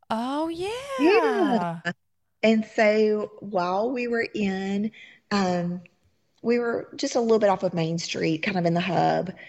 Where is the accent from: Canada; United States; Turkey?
United States; the South; And very New Orleans feel. Uh huh. We're from the South, so you know, kind of felt right at home.